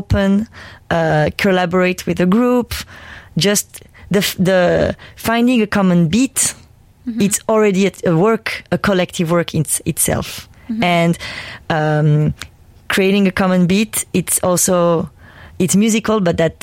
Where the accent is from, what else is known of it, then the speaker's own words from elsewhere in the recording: Paris, Île-de-France, France; also born or lived in Armenia; I've grown with a lot of folk music, Armenian folk music, but also growing up in Paris